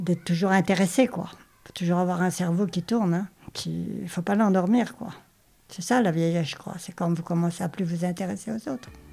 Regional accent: Normandy, France; moved away as an adult; also born or lived in Paris region; Je viens de Normandie à l'origine et j'ai passé ma vie en région parisienne depuis l'âge de 18 ans.

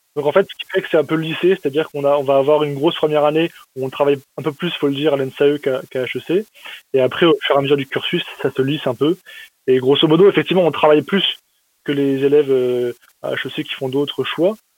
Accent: Metz, Grand Est, France; j'ai grandi à Metz, c'est euh, dans l'est de la France

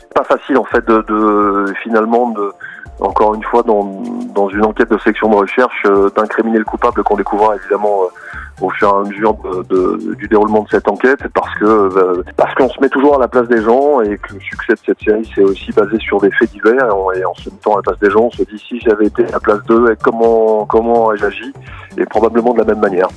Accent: Nantes, Pays de la Loire, France; also born or lived in Sarthe; now in Alpes-Maritimes, France; je suis, je suis euh, breton. Je suis né à Nantes et j'ai vécu euh, dans la Sarthe

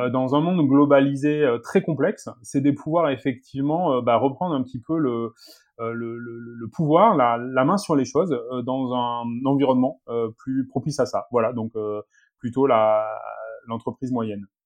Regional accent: south-west France, France; je suis originaire du, du sud-ouest de la France, effectivement d'une famille d'agriculteurs

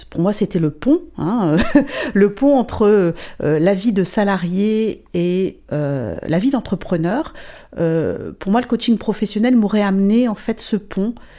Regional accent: northern France, France; moved away as an adult; now in Luxembourg; je suis française, j'habite le Luxembourg maintenant depuis 24 euh, ans. Donc je viens du, nord de la France à la base. j'ai fait mes études là-bas, toute ma famille est, là-bas

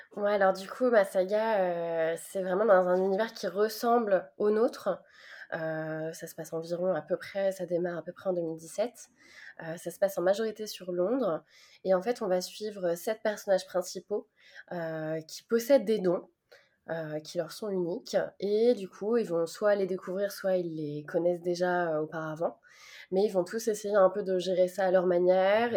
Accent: Nantes, Pays de la Loire, France; je suis nantaise

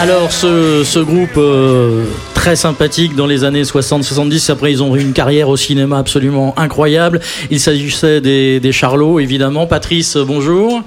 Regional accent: Boulogne-Billancourt, Île-de-France, France; Je suis né à Boulogne.

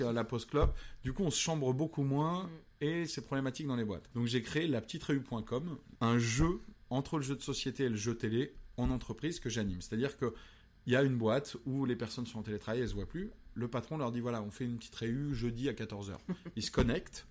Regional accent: Pouzauges, Pays de la Loire, France; also born or lived in Cholet; c'est parce que j'ai grandi là-bas que je suis peut-être aujourd'hui euh, assez créatif

